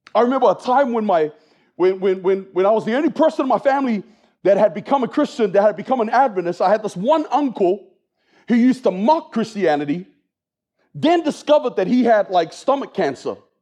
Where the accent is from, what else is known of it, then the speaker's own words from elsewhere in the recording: New Zealand; moved away as an adult; also born or lived in Australia; now in United States; I was born and raised in New Zealand